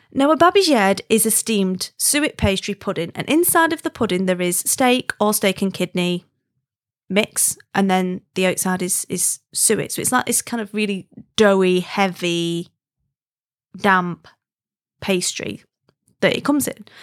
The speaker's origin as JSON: {"language": "English", "town": "Wigan", "region": "North West England", "country": "United Kingdom", "tie": "born or raised there", "moved": "yes", "said": "I'm from Wigan originally, and I don't live there now, but I'm absolutely, definitely one hundred percent Wiganese, like, grew up in W N one Wiganese"}